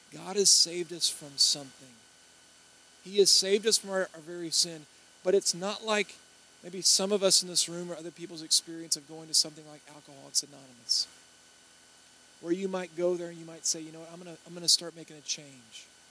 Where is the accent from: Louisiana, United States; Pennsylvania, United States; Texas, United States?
Louisiana, United States; Baton Rouge; I'm from Baton Rouge